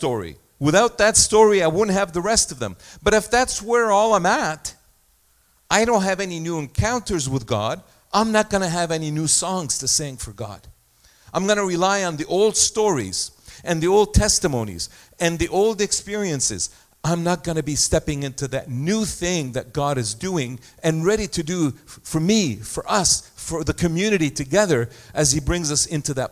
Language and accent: English; Egypt; moved away; I was born in Egypt, and I had a situation in my life where I lived through a war in 1967. We were in Egypt